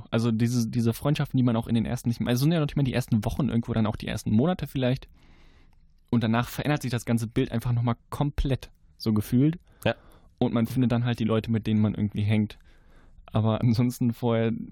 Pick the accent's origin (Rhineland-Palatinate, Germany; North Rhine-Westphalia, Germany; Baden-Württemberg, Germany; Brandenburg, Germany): North Rhine-Westphalia, Germany; Leverkusen; ich komme aus Leverkusen.